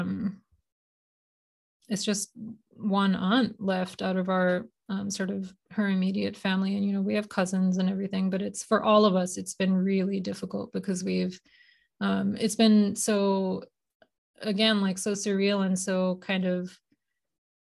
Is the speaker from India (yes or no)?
yes; India; moved away; also born or lived in Boston, United States; I was born in Boston, but my family, we moved to India when I was 8. And so I grew up in India